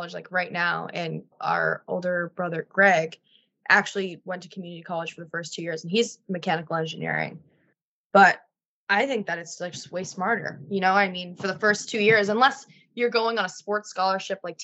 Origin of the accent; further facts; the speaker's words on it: New England, United States; I am from New England.